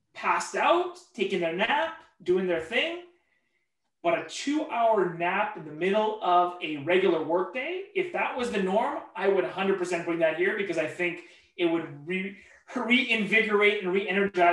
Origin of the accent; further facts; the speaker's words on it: Vancouver, British Columbia, Canada; also born or lived in Victoria, British Columbia / Burnaby; I was born in Victoria, left at the age of 2, and Vancouver is, you know, by all definitions, probably what I would consider my hometown.